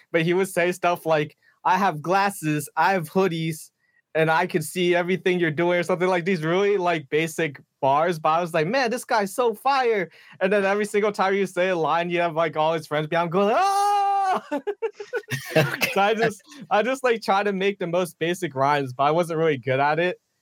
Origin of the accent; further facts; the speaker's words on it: Pennsylvania, United States; now in Kansas City, United States; I grew up in Pennsylvania